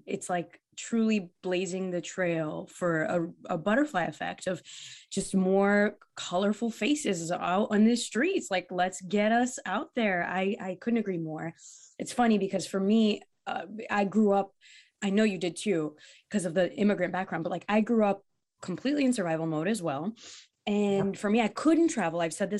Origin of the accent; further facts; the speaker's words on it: East Coast, United States; Because I grew up in the East Coast, right?